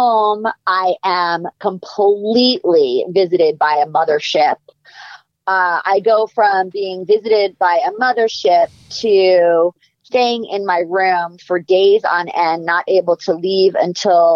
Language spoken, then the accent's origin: English; New York, United States; moved away as an adult; also born or lived in Boston / Los Angeles; I'm from New York. I went to college in Boston.